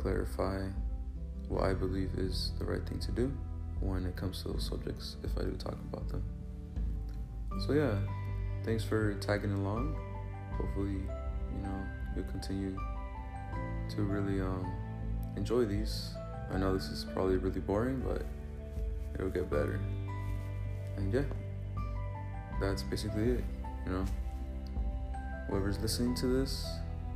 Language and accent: English; Paramount, California, United States; also born or lived in Torrance, California; now in Avondale, United States; I was born in Torrance, California, and raised in Paramount